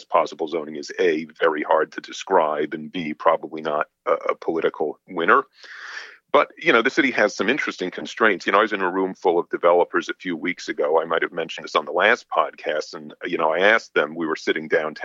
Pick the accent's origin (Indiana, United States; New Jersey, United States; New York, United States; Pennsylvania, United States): New York, United States; moved away; also born or lived in Boston; I'm from New York.